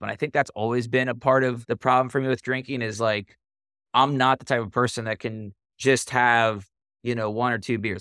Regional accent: Cincinnati, Ohio, United States; So I grew up in Cincinnati, born and raised

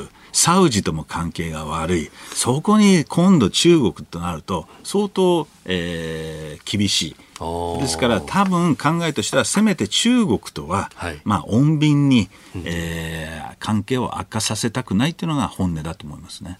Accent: United States; アメリカ人

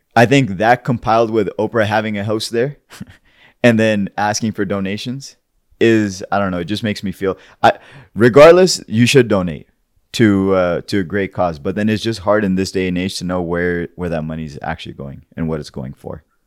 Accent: Pakistan; somebody who's grown and born and raised in Pakistan

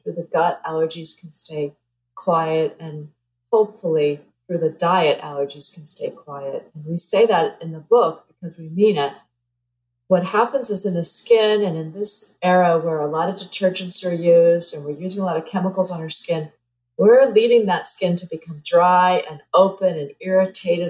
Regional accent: New Jersey, United States; moved away; I grew up in New Jersey

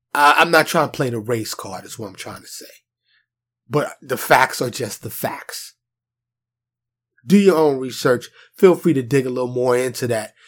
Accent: New York, United States; I, I born and raised in New York

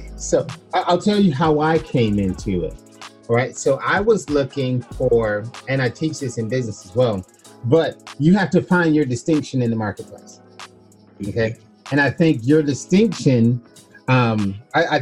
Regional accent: Florida, United States; I was born in Florida in the United States

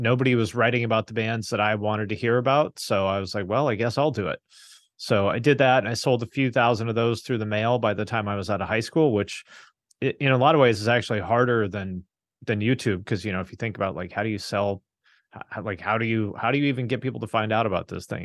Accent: Seattle, Washington, United States; moved away; also born or lived in Bellingham, Washington / Cincinnati; I grew up in the Seattle area

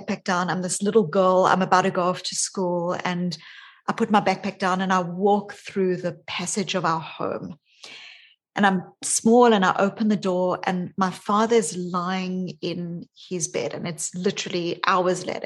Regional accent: South Africa; also born or lived in New Zealand / Australia; now in Boston, United States; I grew up in South Africa. And when I was a child, I was born as a white South African

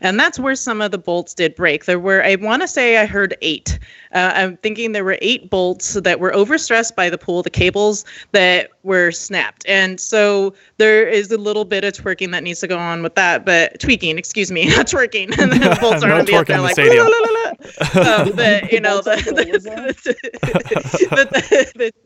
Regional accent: San Jose, California, United States; now in Las Vegas, United States; I grew up in the Bay Area. And so for me, as a San Jose native

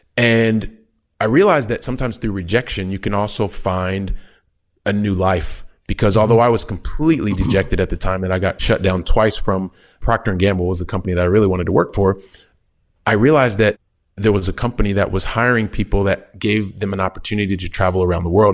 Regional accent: Columbus, Ohio, United States; moved away as an adult; also born or lived in France / Italy; now in Barcelona, Spain; I'm a kid from Columbus, Ohio, very Midwest

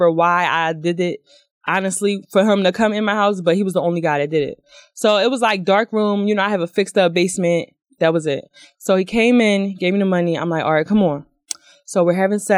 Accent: Philadelphia, Pennsylvania, United States; I'm from Philly

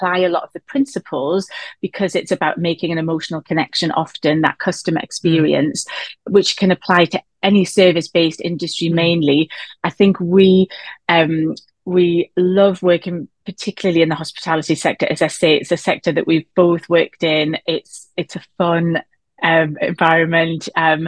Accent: Newcastle upon Tyne, North East England, United Kingdom; we're based in the northeast of England, as you might tell from my accent, from Newcastle

